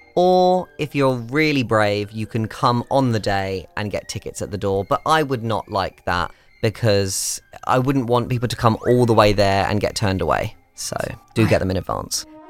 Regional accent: United Kingdom; moved away; I'm British

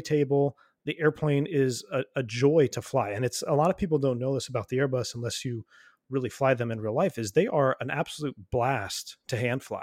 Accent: United States; I'm an American citizen

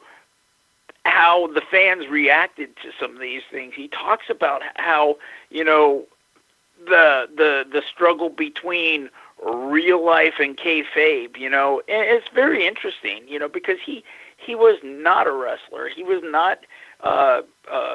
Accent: Lewisville, Texas, United States; I grew up in Louisville, Texas, 10 miles from where the Von Erichs lived

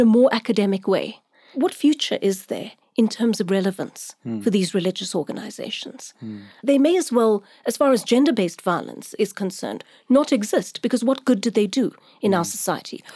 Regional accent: Durban, KwaZulu-Natal, South Africa; I'm from Durban. That's where I grew up.

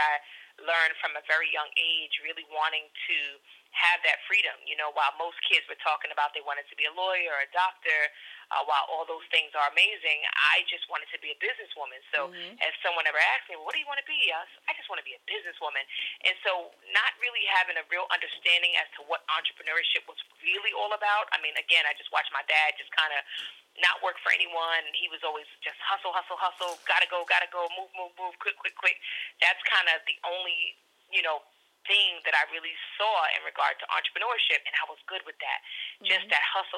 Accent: New York City, New York, United States; someone from the Bronx

